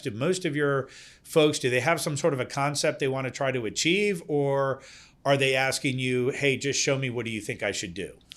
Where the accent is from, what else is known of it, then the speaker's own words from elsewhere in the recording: Denmark; now in Virginia, United States; I'm originally from Denmark.